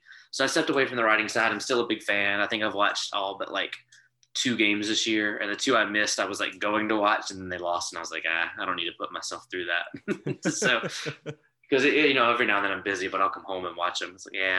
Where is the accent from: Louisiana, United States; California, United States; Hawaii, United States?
Louisiana, United States; Baton Rouge; LSU Tigers, I'm from Baton Rouge, so got to cheer for LSU, the Saints, all that stuff.